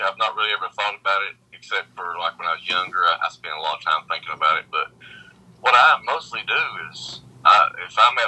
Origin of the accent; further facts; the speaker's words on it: Pikeville, Kentucky, United States; also born or lived in Lexington, Kentucky / Berea, Kentucky; I was born in Pikeville. I've lived here all my life